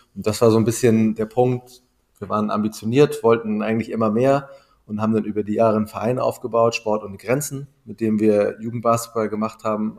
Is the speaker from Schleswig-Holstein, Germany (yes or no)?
yes; Wedel, Schleswig-Holstein, Germany; ich bin ähm, in Wedel groß geworden, in Schleswig-Holstein, am Stadtrand von Hamburg.